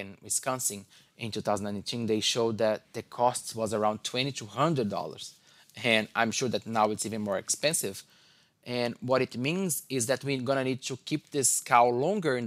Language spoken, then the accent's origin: English; Brazil; moved away as an adult; also born or lived in Indiana, United States; now in Michigan, United States; I'm originally from Brazil